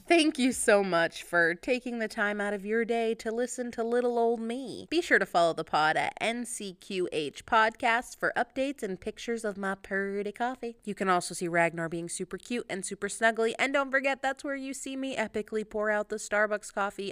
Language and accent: English; United States; I'm, I'm American